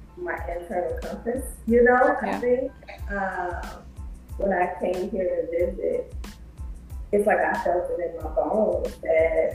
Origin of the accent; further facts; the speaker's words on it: Chicago, Illinois, United States; moved away as an adult; also born or lived in Atlanta, Georgia; now in New Orleans, United States; from the Midwest, born and raised in South Chicago.